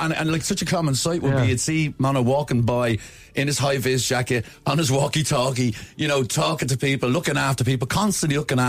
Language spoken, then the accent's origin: English; Dublin, Leinster, Ireland; I thought you knew I was from Ballymun.